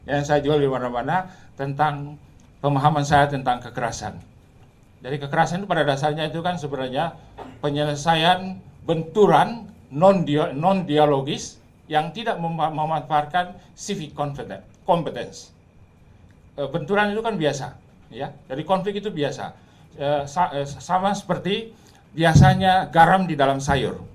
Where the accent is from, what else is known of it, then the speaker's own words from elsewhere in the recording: Ternate, North Maluku, Indonesia; Di kota saya di Ternate sana di ujung sana itu kalau saudara pergi ke Universitas Hairun, itu muslim sampai 98 persen.